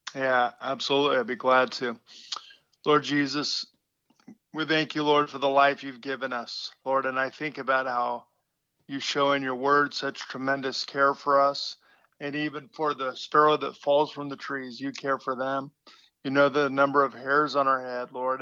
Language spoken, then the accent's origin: English; West Coast, United States; I'm from the West Coast, so all my relatives came over the Rockies